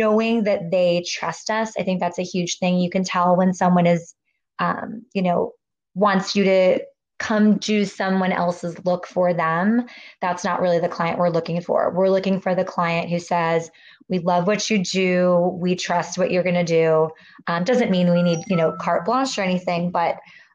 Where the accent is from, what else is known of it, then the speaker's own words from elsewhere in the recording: Virginia, United States; I grew up living in Virginia with my mom and my grandparents, but then I would spend summers with my dad in the Midwest outside of Chicago